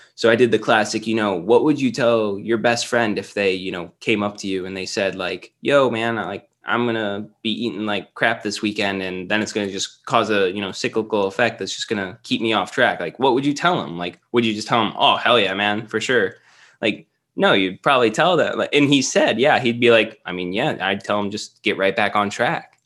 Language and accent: English; Cleveland, Ohio, United States; now in Columbus, United States; I've always been Ohio. I was closer to Cleveland, uh, growing up and stuff, but after college, I pretty much stayed in Columbus.